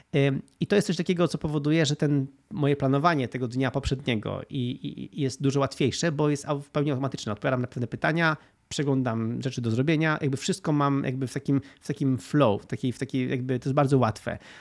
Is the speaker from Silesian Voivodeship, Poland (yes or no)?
no; Gdynia, Pomeranian Voivodeship, Poland; also born or lived in Spain; W Polsce jestem w Gdyni, to jest moje miasto, skąd pochodzę, tam mam blisko rodzinę